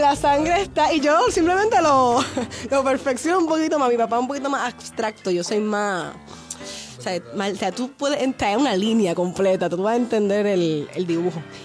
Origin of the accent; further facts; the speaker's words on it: Canóvanas, Puerto Rico; now in Santurce, Puerto Rico; yo soy de Puerto Rico, de Canóvanas. Realmente soy de Canóvanas. Estoy viviendo en Santurce actualmente.